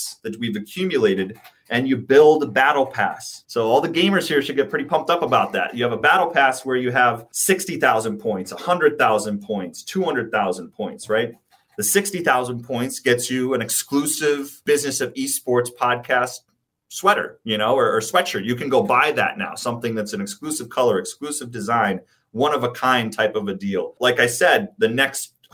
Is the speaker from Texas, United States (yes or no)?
no; New York, United States; I come from New York and from the East Coast